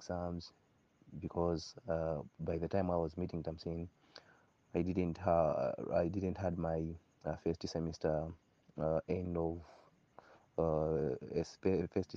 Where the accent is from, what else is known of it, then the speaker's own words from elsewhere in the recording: Malawi; also born or lived in Lilongwe, Malawi; I am from Lolo area, and that's where I am currently doing having my holiday